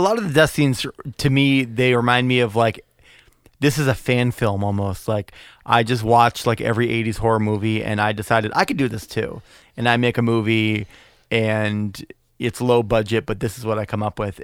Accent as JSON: {"language": "English", "region": "Massachusetts", "country": "United States", "said": "We're, we're from Massachusetts."}